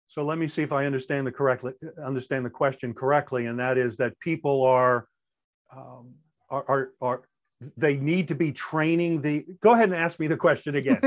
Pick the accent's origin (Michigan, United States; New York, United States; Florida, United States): New York, United States; Long Island; accent: New York; moved away as an adult; I am originally from Long Island, New York, You may even hear some of that New York coming out